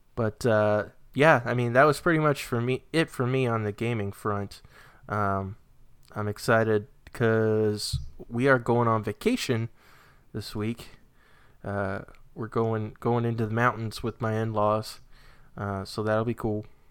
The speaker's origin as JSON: {"language": "English", "region": "New Hampshire", "country": "United States", "tie": "born or raised there", "moved": "yes", "lives_now": "Virginia, United States", "said": "I grew up in New Hampshire"}